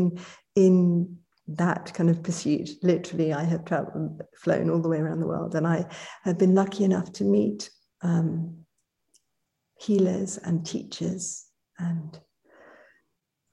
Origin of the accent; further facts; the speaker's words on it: United Kingdom; also born or lived in London; I am British.